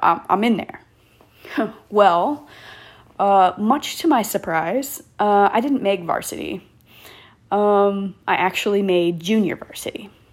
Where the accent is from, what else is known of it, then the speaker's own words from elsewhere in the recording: Killeen, Texas, United States; moved away as an adult; also born or lived in Hawaii; born and raised in the Killeen Fort Hood area of Texas.